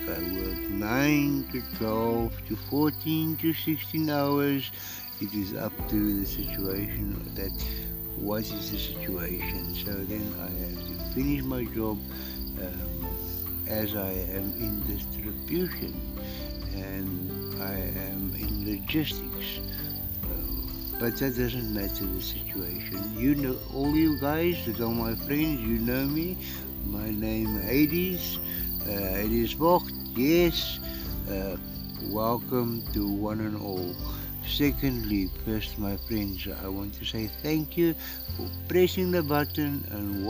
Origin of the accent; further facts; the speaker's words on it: South Africa; first language Afrikaans; English is a second language; I am a South African. Ek is Suid-Afrikaner. Ek is Suid-Afrikaner. Ek is gebore in Suid-Afrika. My moedertaal is Afrikaans